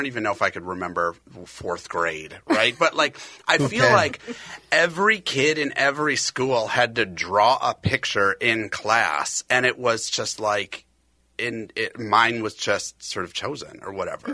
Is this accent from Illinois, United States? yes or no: no; Edina, Minnesota, United States; I was born and raised in Edina, Minnesota, which is feet away from this studio